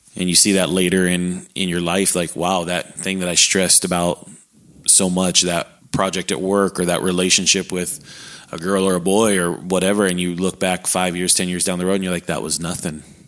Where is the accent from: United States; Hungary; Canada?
United States; San Diego, California; moved away as an adult; also born or lived in Alaska / Hawaii; now in Texas, United States; born just outside of San Diego, California. Uh, born and raised there.